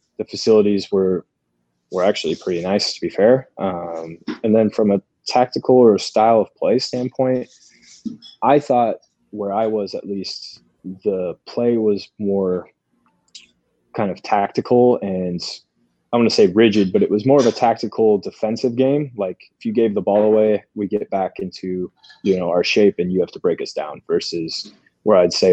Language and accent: English; United States; also born or lived in Sweden; growing up in the States as a young player